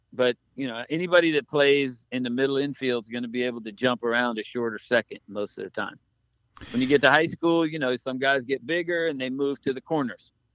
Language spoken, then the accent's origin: English; Key West, Florida, United States; when I grew up in Key West